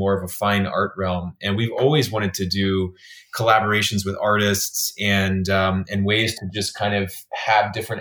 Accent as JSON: {"language": "English", "region": "Texas", "country": "United States", "tie": "born or raised there", "said": "growing up in Texas"}